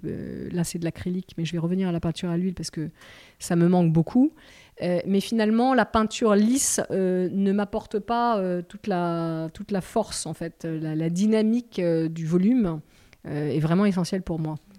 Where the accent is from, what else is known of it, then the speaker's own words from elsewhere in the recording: the Midi, south of France, France; j'ai passé mon enfance dans le Midi, on a une maison dans le Midi